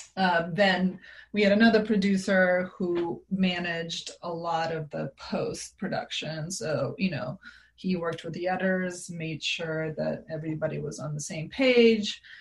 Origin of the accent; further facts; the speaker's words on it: Serbia; now in United States; I grew up in Serbia